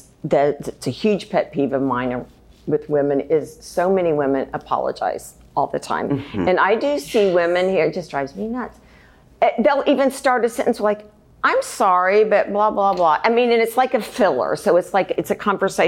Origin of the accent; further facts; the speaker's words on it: Missouri, United States; now in Texas, United States; I was actually raised in Missouri